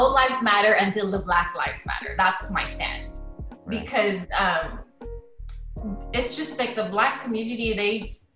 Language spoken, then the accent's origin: English; Philippines; moved away as an adult; now in San Antonio, United States; I grew up in the Philippines. I did my school there.